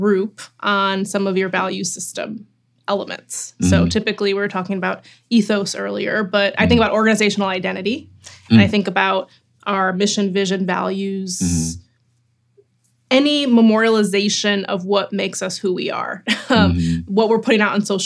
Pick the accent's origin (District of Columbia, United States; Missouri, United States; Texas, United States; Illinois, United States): Illinois, United States; Chicago; someone who grew up in Chicago in Rogers Park